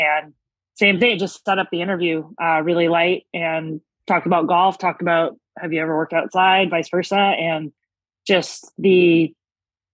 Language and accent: English; North Vancouver, British Columbia, Canada; moved away as an adult; now in Los Angeles, United States; I was born and raised in North Vancouver